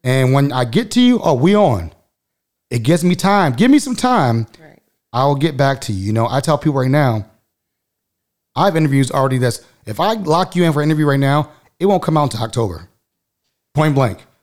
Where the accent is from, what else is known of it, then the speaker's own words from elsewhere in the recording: Baltimore, Maryland, United States; moved away as an adult; also born or lived in Texas; I grew up in Baltimore